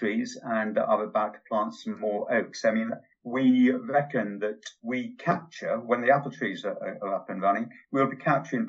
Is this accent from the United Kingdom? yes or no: yes; Yorkshire and the Humber, United Kingdom; now in Newbury, United Kingdom; Where I was brought up in Yorkshire, I was never allowed to watch television. I was sent out on the moors with the dogs